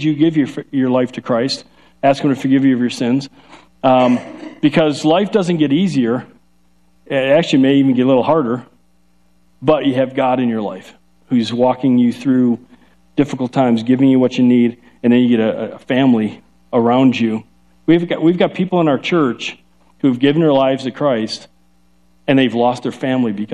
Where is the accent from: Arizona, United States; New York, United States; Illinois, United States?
Illinois, United States; Chicago; accent: Chicago; now in Ohio, United States; We're from Chicago, so we have a Chicago accent, and when I get really going, then I start start breaking out, I start talking like this.